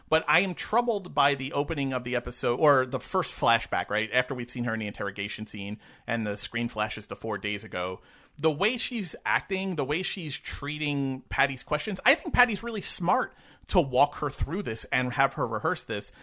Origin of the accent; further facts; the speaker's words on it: New York, United States; I grew up in New York